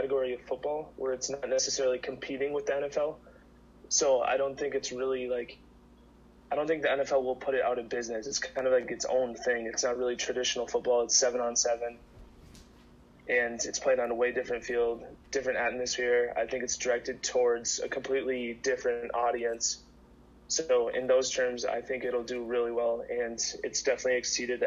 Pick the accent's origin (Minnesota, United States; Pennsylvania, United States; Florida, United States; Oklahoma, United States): Minnesota, United States; I'm from Minnesota